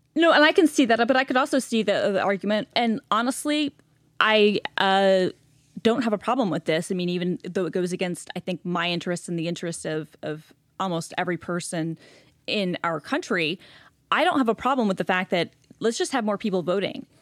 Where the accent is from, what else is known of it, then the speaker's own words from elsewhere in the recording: Gwinnett County, Metro Atlanta, Georgia, United States; moved away; growing up in Gwinnett County